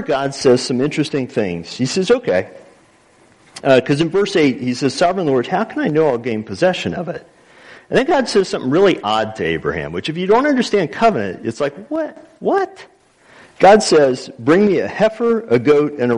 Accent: Texas, United States; now in Lawrence, United States; I'm from Texas

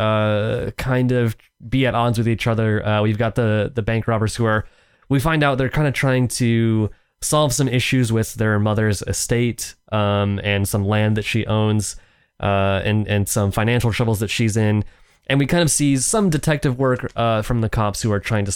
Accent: Kentucky, United States; I told someone I was from Kentucky

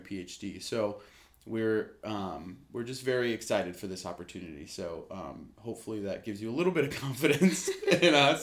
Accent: Lake Arrowhead, California, United States; I am originally from Lake Arrowhead, California, up in the mountains

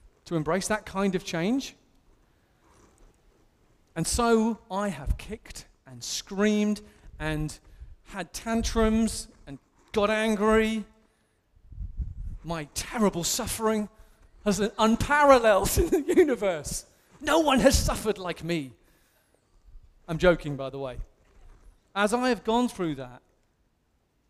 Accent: England, United Kingdom; as an Englishman

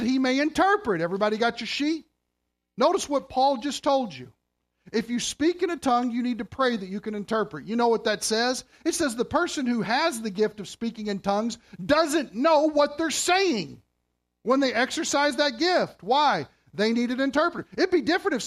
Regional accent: Kentucky, United States; moved away as an adult; now in Canada; I'm from Kentucky

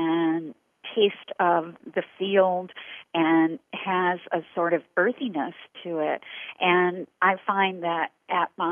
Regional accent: Corbin, Kentucky, United States; the town that I grew up in Corbin, Kentucky

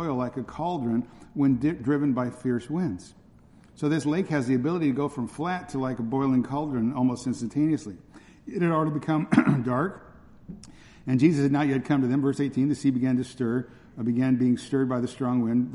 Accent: Northern California, United States; where I grew up in Northern California

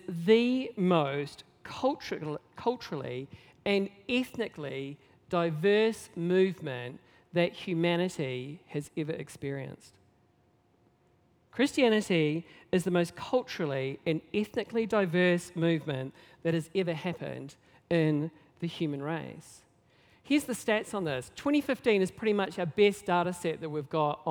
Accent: Nelson, New Zealand; I grew up in Nelson, not known really for its diversity

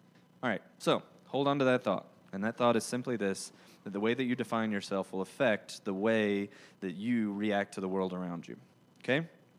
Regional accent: Georgia, United States; accent: southern drawl; Now, if you didn't know, I'm from Georgia. If you couldn't tell by my, you know, thick southern drawl or the fact that I love the word y'all

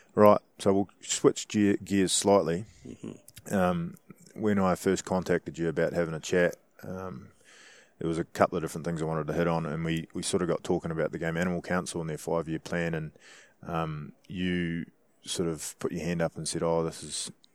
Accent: New Zealand; as a Kiwi hunter

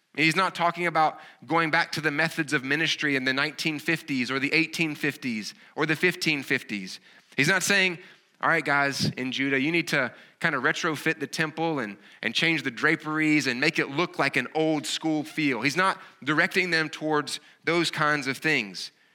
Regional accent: the South, United States; accent: Southern; as you can kinda tell from my accent, I'm not, I have a, a Southern kind of accent

